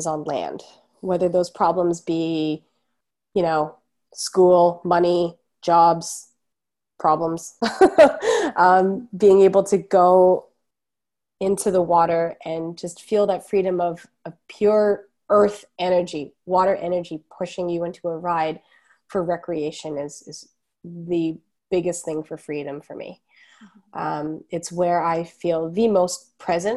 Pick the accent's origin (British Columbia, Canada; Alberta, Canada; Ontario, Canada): Ontario, Canada; Toronto; I grew up in Etobicoke in Toronto